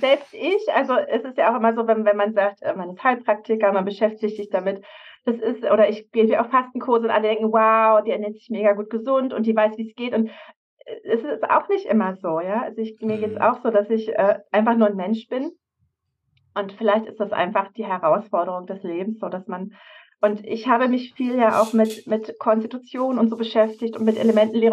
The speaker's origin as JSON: {"language": "German", "area": "Havelland", "region": "Brandenburg", "country": "Germany", "tie": "born or raised there", "also_born_or_lived": "Berlin", "moved": "as an adult", "said": "bin ich im Havelland aufgewachsen bei Berlin"}